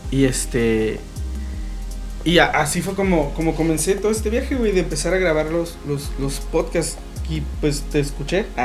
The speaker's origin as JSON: {"language": "Spanish", "town": "Tijuana", "region": "Baja California", "country": "Mexico", "said": "por más tijuanense que sea"}